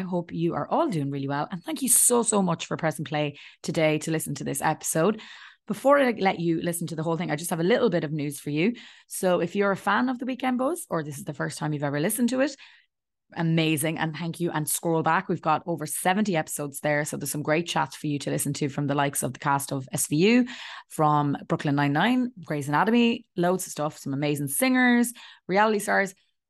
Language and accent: English; Ireland; especially as an Irish person, we've been through so much prejudice ourselves.